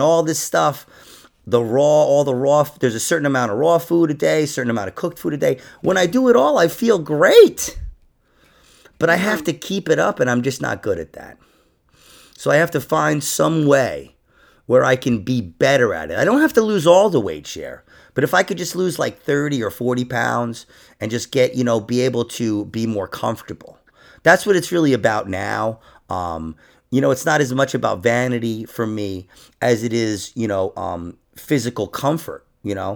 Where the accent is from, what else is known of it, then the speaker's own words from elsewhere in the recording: New York City, New York, United States; also born or lived in Orange County, New York; now in Rockland County, United States; I actually grew up in Queens